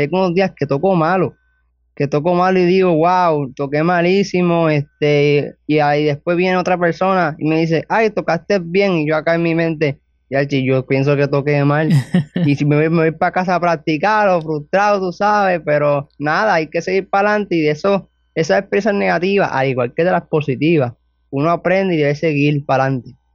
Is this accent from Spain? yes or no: no; Toa Alta, Puerto Rico; Tengo 17 años y soy de Tobalta, Puerto Rico